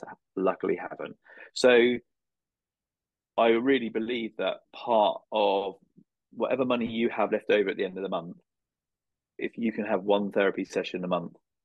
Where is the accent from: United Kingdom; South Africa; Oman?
United Kingdom; I'm from the British Isles